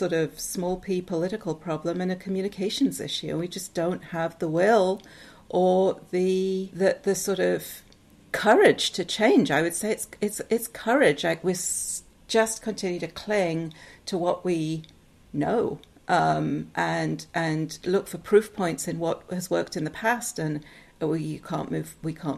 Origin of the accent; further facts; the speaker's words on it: Newcastle upon Tyne, North East England, United Kingdom; moved away as an adult; also born or lived in Seattle, United States; now in United States; So I am originally from England. I'm from Newcastle in the north of England.